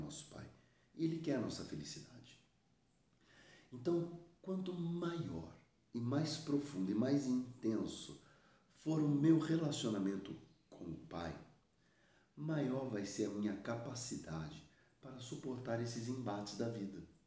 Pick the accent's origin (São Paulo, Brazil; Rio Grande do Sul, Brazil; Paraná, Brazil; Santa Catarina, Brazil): São Paulo, Brazil; Suzano; aqui na minha região, eu sou de Suzano, São Paulo, Brasil